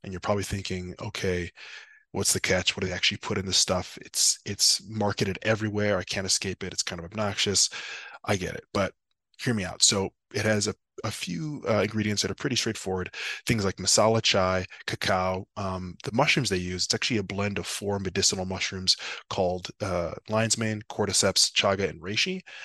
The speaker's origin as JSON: {"language": "English", "region": "Wisconsin", "country": "United States", "also_born_or_lived": "Austin, Texas", "moved": "yes", "lives_now": "Chicago, United States", "said": "I'm originally from Wisconsin"}